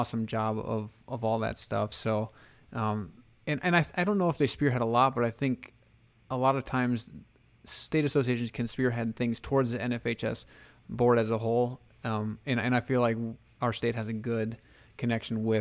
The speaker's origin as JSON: {"language": "English", "area": "Hanson", "region": "South Dakota", "country": "United States", "tie": "born or raised there", "said": "My hometown or my home high school, I guess, Hanson"}